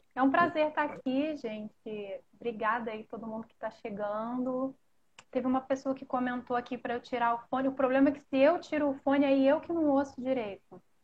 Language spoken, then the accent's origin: Portuguese; Rio de Janeiro, Brazil; accent: carioca; como carioca, no meu linguajar carioca